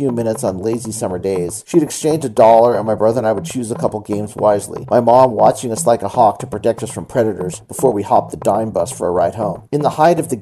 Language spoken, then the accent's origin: English; Redondo Beach, California, United States; Redondo Beach, my hometown, is a fine place to live